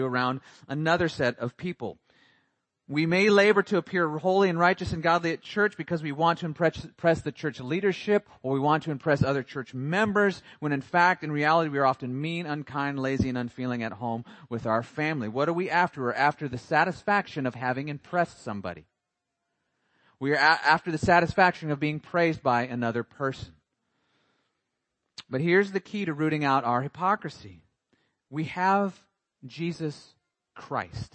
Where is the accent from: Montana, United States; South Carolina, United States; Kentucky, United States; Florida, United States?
Montana, United States; moved away; I grew up in Montana